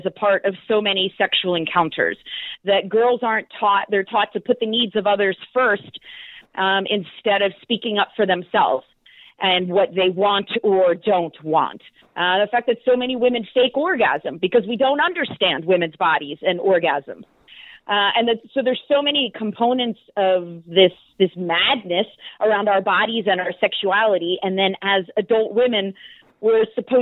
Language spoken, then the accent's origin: English; outside Philadelphia, a small town in Pennsylvania, United States; I was raised a good girl in a small town in Pennsylvania, outside Philadelphia